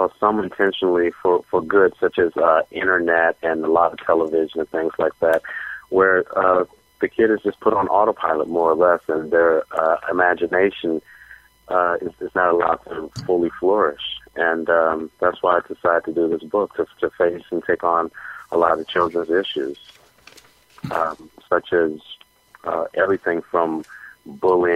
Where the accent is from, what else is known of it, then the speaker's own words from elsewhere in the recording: Washington, District of Columbia, United States; I was born in Washington, D.C., and I came up in the public school system